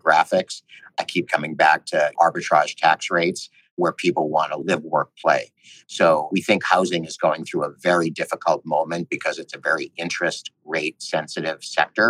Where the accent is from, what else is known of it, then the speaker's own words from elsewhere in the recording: Boston, Massachusetts, United States; I grew up in the Boston area